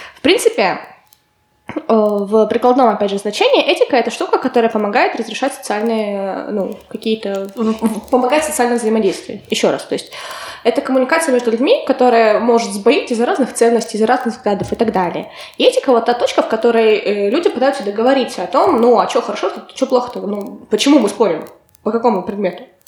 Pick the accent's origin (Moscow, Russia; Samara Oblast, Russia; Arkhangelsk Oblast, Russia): Arkhangelsk Oblast, Russia; Kotlas; moved away as an adult; also born or lived in Peterhof, Saint Petersburg; now in Saint Petersburg, Russia; в моем родном городе, в Котласе